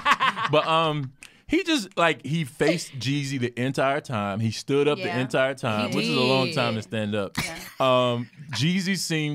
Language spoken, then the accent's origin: English; North Carolina, United States; now in Atlanta, United States; I'm from North Carolina